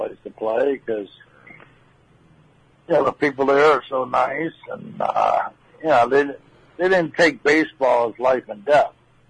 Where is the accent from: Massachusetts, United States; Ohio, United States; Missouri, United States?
Massachusetts, United States; Western; born or raised there